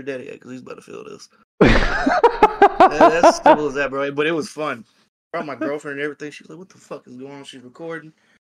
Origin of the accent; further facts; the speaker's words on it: Clemson, South Carolina, United States; they go by … on the online world. I am from Clemson, South Carolina